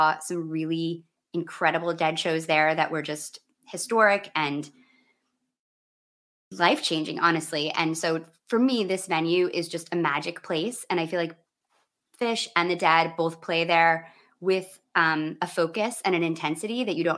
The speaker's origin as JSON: {"language": "English", "region": "Midwest", "country": "United States", "said": "And as a Midwesterner, it's, you know, I haven't been back in a few years"}